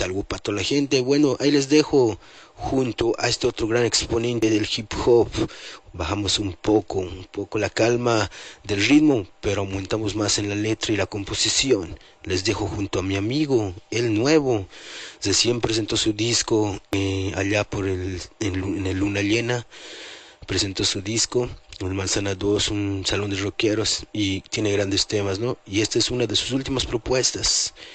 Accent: La Paz, Bolivia; ciudad maravilla, la cuna donde yo nací, nacieron muchos, muchos paseños

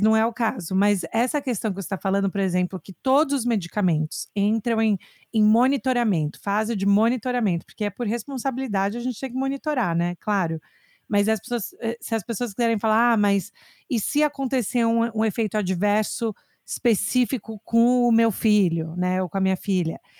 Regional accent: Brazil; now in United States; crescendo no Brasil

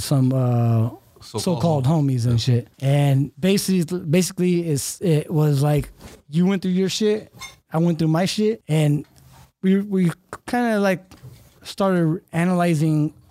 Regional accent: Fremont, California, United States; also born or lived in Hayward, California / Union City, California / Empire, California; then kind of moved to in Fremont

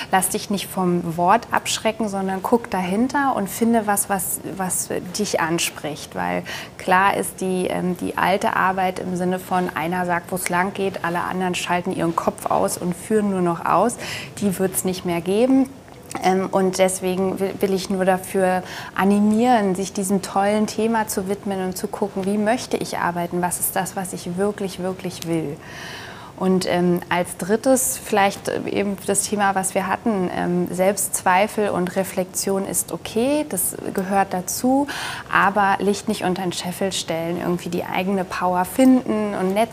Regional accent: Nuremberg, Bavaria, Germany

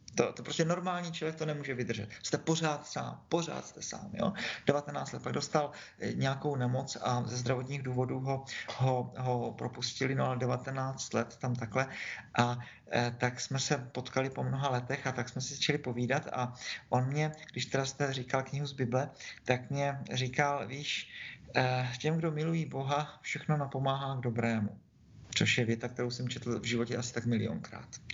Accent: Brno, South Moravian Region, Czechia; Já jsem Brňák, tak jsem křtěný po návku tady

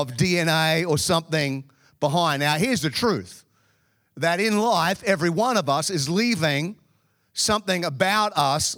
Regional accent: Melbourne, Victoria, Australia; now in Chicago, United States; I grew up in Melbourne in the southern part of Australia.

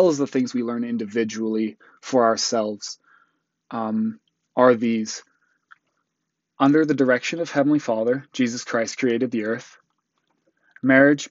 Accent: Utah, United States; also born or lived in South Africa / Botswana; I moved to Utah, right before I turned 8.

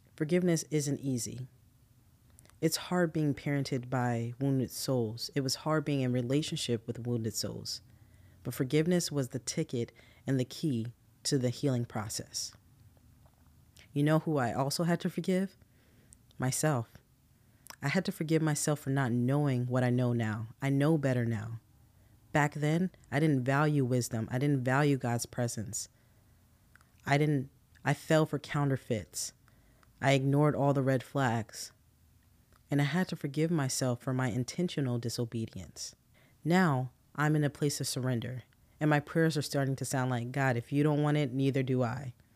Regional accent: New Jersey, United States; moved away as an adult; I'm originally from New Jersey, and that's all I've ever known for twenty-four years

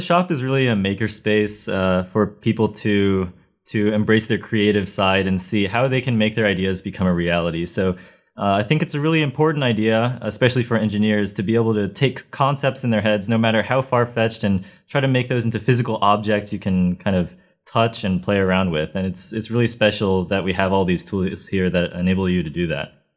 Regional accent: Ohio, United States; moved away as an adult; I come from Ohio, where it's not nearly as hot

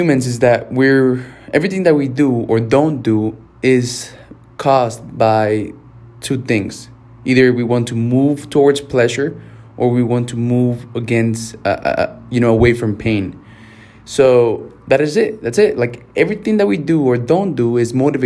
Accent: Mexico; first language Spanish; English is a second language; I'm Mexican and, like, my first language was Spanish, and English has always been really hard for me.

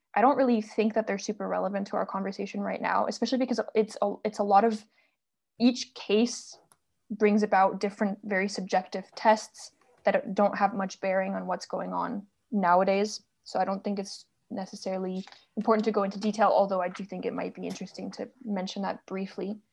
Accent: France; moved away; also born or lived in United States; I'm originally from France

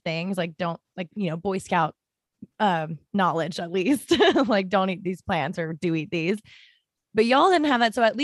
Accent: Florida, United States; I'm from Florida

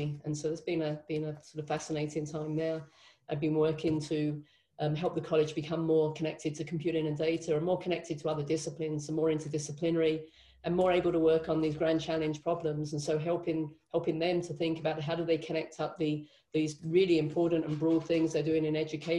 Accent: London, United Kingdom; moved away as an adult; also born or lived in Nottingham, United Kingdom / Cardiff, United Kingdom / Berlin, Germany / Moscow, Russia; now in Laramie, United States; I grew up in London

